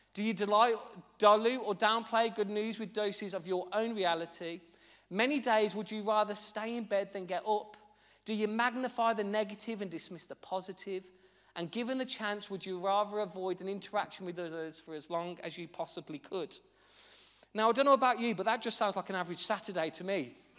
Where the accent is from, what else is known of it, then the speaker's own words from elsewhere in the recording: Birmingham, West Midlands, United Kingdom; as you'll be able to tell by my dulcet, very exotic tones as I preach, I'm actually from Birmingham